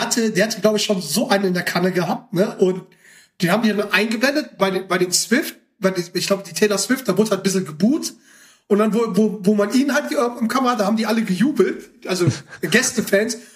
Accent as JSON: {"language": "German", "area": "Ruhr area", "region": "North Rhine-Westphalia", "country": "Germany", "said": "ich komme aus dem Pott"}